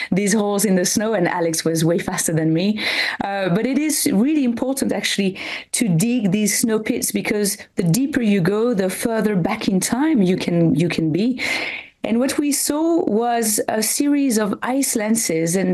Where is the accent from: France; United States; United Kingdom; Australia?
France; French Alps; I come from the French Alps